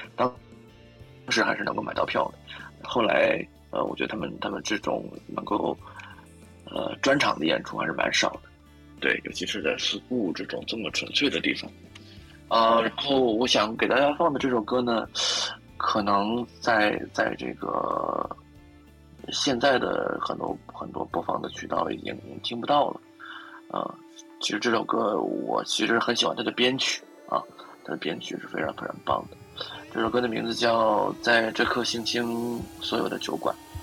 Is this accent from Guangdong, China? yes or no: no; Shandong, China; now in Beijing, China; 我们山东人